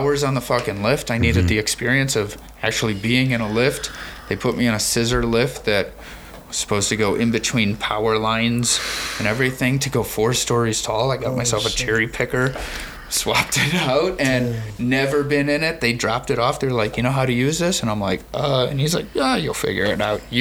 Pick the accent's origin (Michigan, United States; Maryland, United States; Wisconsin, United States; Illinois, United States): Illinois, United States; Chicago; I'm a Chicagoan